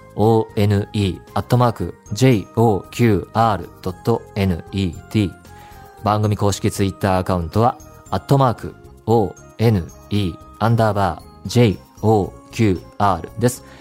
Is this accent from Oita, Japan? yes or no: no; Saitama, Japan; 地元が埼玉県で、で、高校が東京だったので